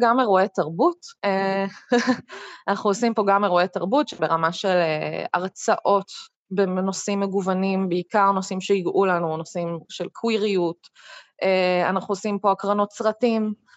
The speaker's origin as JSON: {"language": "Hebrew", "area": "a kibbutz near Beersheba", "region": "Southern District", "country": "Israel", "tie": "born or raised there", "said": "גדלתי בדרום, בקיבוץ קרוב לבאר שבע"}